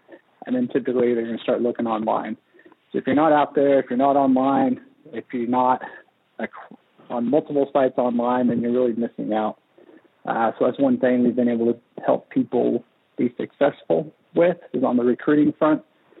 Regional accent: Kenya; moved away as an adult; now in Siloam Springs, United States; So I grew up overseas in Kenya, East Africa, most of my life until I was 18

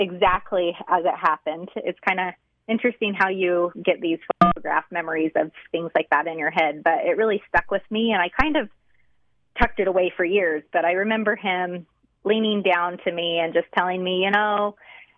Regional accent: South Ogden, Utah, United States; I grew up in South Ogden, so I didn't move a whole lot

